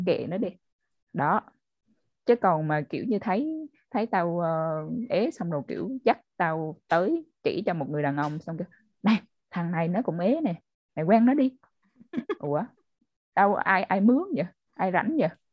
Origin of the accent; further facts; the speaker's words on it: Central Vietnam, Vietnam; accent: Central Vietnamese; mình là người ở miền Trung á nên là nhiều hồi có thể là trong cái cuộc nói chuyện mình lỡ nói giọng miền Trung